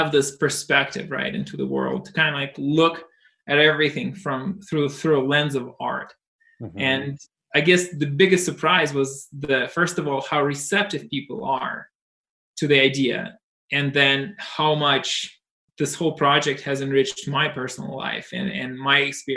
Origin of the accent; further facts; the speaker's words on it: Russia; moved away; I was brought up in Russia